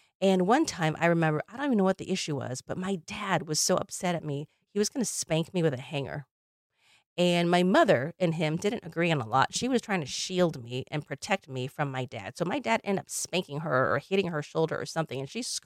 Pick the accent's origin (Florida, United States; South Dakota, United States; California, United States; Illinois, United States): Illinois, United States; I grew up in Illinois